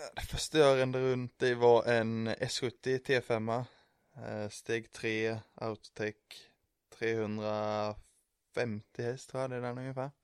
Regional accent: Emmaboda, Kalmar County, Sweden; moved away as an adult; now in Linköping, Sweden; jag är uppvuxen i Emmaboda

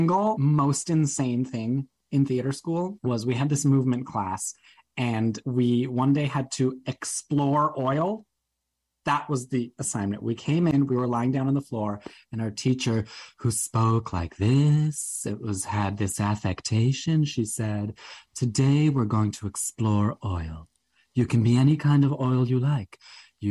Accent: Toronto, Ontario, Canada; moved away as an adult; now in New York, United States; I grew up in Toronto

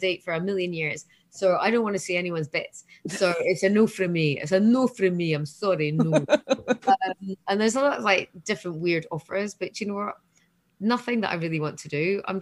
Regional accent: Scotland, United Kingdom; I'm Scottish

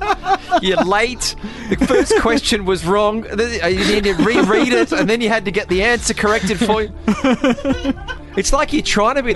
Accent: Sydney, New South Wales, Australia; born or raised there; now in Dubai, United Arab Emirates

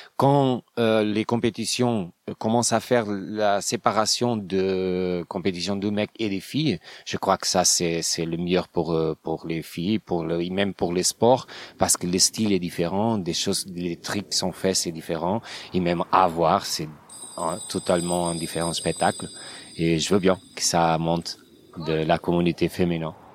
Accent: Portugal; French is a second language; je viens de Portugal, j'ai 38 ans

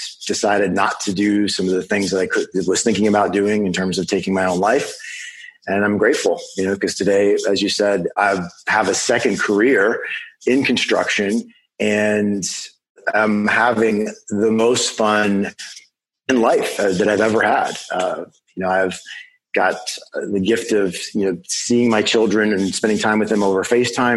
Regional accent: Western Pennsylvania, United States; moved away as an adult; also born or lived in Minneapolis, Minnesota / Chicago, Illinois; I live in Pittsburgh, Pennsylvania, and I'm originally from Western Pennsylvania

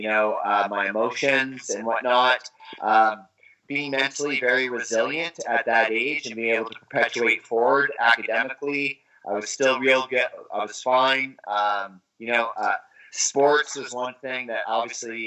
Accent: Vancouver, British Columbia, Canada; I'm from Vancouver, British Columbia. That's where my dream started

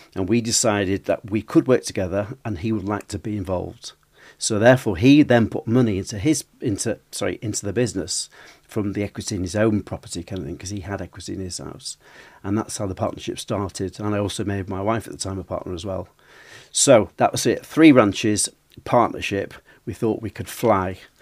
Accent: Preston, North West England, United Kingdom; also born or lived in Altrincham, South Manchester; we opened a shop in Preston, which is my hometown

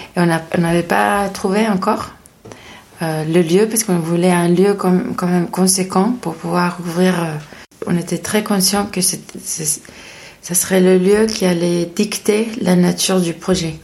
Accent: Madrid, Community of Madrid, Spain; French is a second language; moved away as an adult; also born or lived in Paris, France; now in France; je suis espagnole euh, de Madrid. Euh, je, j'habite en France depuis 2010

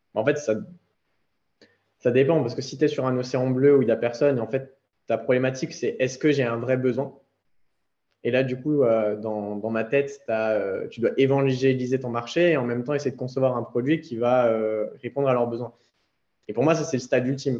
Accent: Alsace, Grand Est, France; moved away as an adult; also born or lived in Nice; je suis rentré en Alsace, donc euh, dans ma terre natale

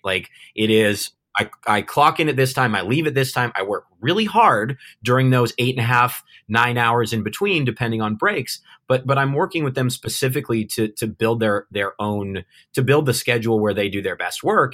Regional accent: Southern California, United States; moved away as an adult; now in Cebu City, Philippines; I'm, I'm an American. Uh, I'm, I'm from Southern California.

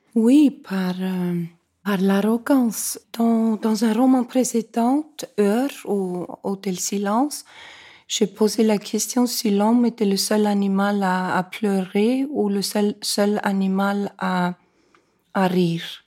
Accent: Reykjavik, Capital Region, Iceland; Quand je suis née, moi, à Reykjavik

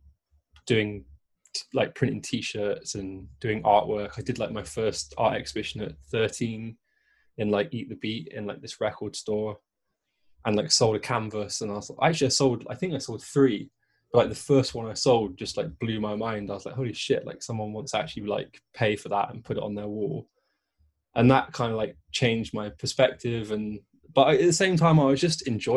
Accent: Bristol, South West England, United Kingdom; I grew up in Bristol

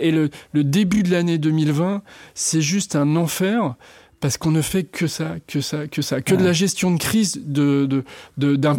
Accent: La Roche-sur-Yon, Pays de la Loire, France; je suis né à La Roche-sur-Yon, en Vendée

